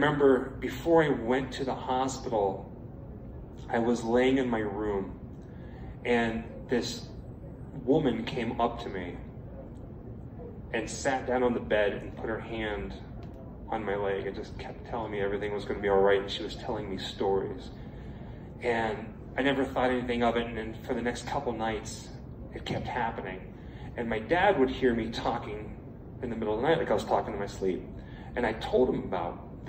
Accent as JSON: {"language": "English", "town": "Pittsburgh", "region": "Pennsylvania", "country": "United States", "tie": "born or raised there", "said": "growing up in Pittsburgh, my mother was a huge horror fan"}